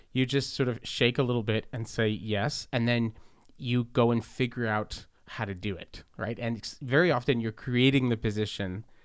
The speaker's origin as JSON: {"language": "English", "town": "Montreal", "region": "Quebec", "country": "Canada", "tie": "born or raised there", "said": "when I was a kid growing up in the Southwest in Verdun"}